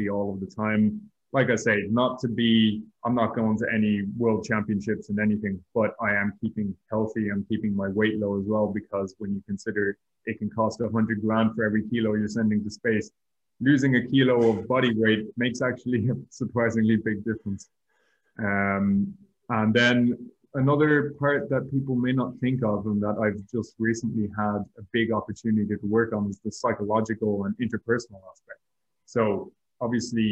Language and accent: English; Ireland; also born or lived in Madrid; I was doing 2 years as an Irish national trainee again with the European Space Agency